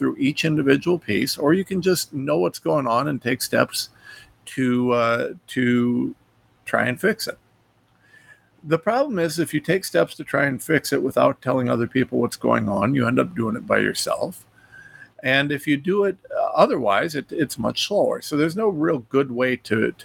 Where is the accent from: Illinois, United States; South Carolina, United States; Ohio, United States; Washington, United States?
Ohio, United States; a nobody from Ohio